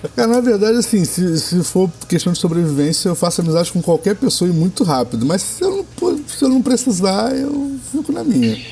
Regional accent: Rio de Janeiro, Brazil; Eu sou, eu sou o típico fluminense.

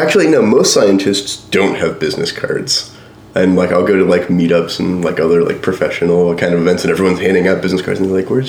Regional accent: Central Pennsylvania, United States; also born or lived in Philadelphia; I'm a redneck from Central Pennsylvania.

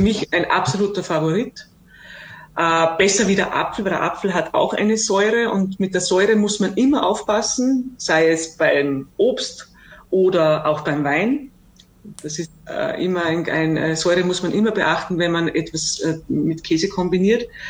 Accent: Austria; bei uns in Österreich und auch im Alpenraum

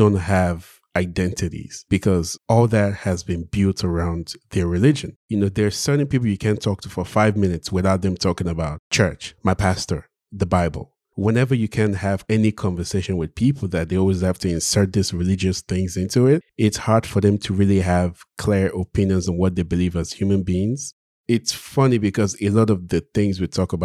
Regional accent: Nigeria; growing up in Nigeria, I went to all the churches possible.

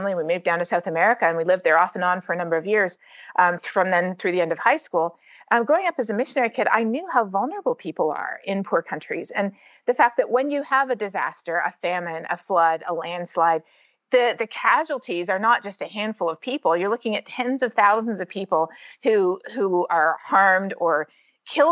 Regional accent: Canada; moved away as an adult; now in United States; growing up in Canada, especially with a science teacher dad

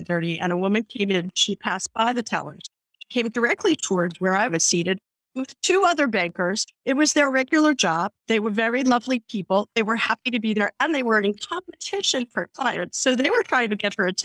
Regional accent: New York City, New York, United States; I'm from the Bronx

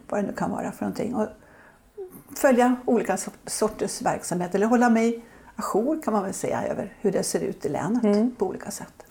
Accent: Södertälje, Stockholm County, Sweden; jag är uppvuxen i Södertälje

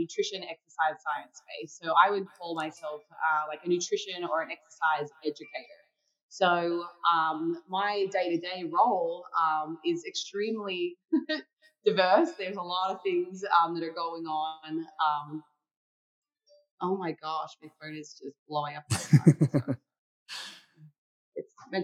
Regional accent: Tasmania, Australia; I grew up in Tasmania, Australia.

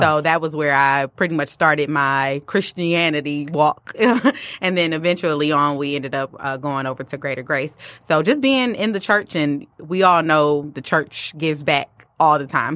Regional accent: Detroit, Michigan, United States; also born or lived in Farmington Hills, Michigan; I did grow up with, in the D P S district

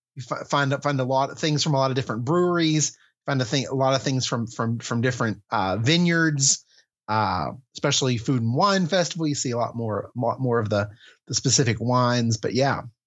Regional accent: West Virginia, United States; my home state of West Virginia

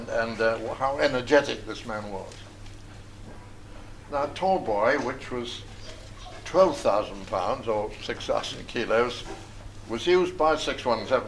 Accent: England, United Kingdom; for me as an Englishman

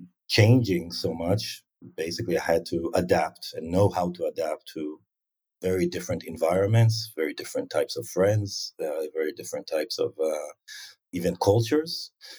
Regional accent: Tel Aviv, Tel Aviv District, Israel; also born or lived in South of Israel; I was born in Tel Aviv, and my parents, one is an engineer, my mother is a mathematician. You know, in the early days, we were in the Tel Aviv area, so this is the center of Israel where most people live.

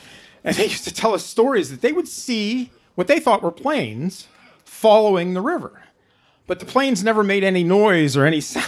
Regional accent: Norwood Drive up by Grandview Cemetery, Pennsylvania, United States; I was born and raised on Norwood Drive up by Grandview Cemetery. This would have been, I'm 61

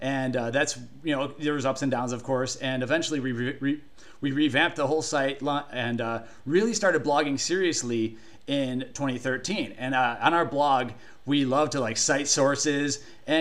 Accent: Cleveland, Ohio, United States; I grew up in Cleveland, Ohio

